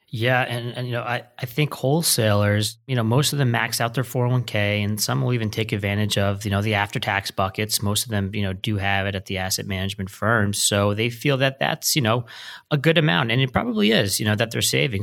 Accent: New Jersey, United States; moved away; I'm from New Jersey originally

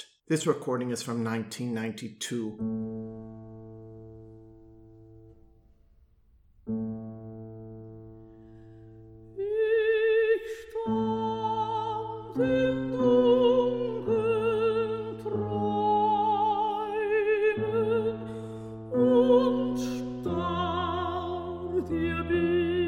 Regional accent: Milwaukee, Wisconsin, United States; my hometown of Milwaukee

